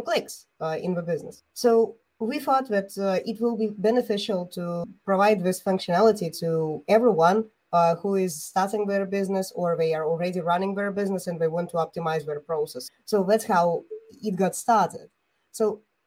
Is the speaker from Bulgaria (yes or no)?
yes; Bulgaria; I'm an entrepreneur from Bulgaria